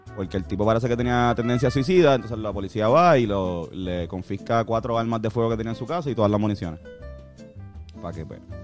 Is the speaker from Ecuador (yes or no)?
no; Puerto Rico